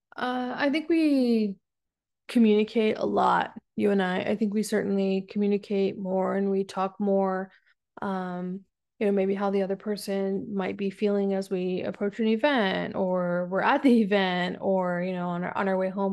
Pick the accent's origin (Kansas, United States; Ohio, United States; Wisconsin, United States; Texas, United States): Texas, United States; South; moved away as an adult; also born or lived in San Diego, California; now in North Carolina, United States; I grew up in Texas for most of my life